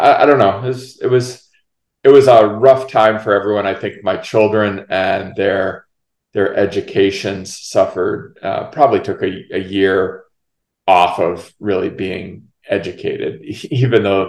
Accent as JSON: {"language": "English", "region": "Minnesota", "country": "United States", "tie": "born or raised there", "also_born_or_lived": "New Hampshire", "moved": "as an adult", "said": "I moved to Minnesota when I was about 9 and a half and lived there through graduation of high school."}